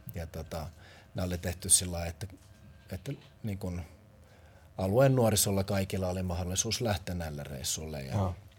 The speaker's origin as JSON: {"language": "Finnish", "town": "Helsinki", "region": "Uusimaa", "country": "Finland", "tie": "born or raised there", "also_born_or_lived": "Porvoo", "moved": "yes", "said": "olen tuot Pakilasta kotoisin"}